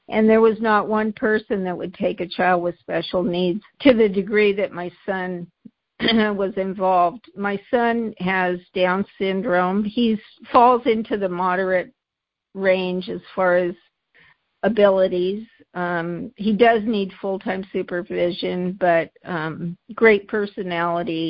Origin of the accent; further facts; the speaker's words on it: San Jose, California, United States; I grew up in San Jose when San Jose was Orchards.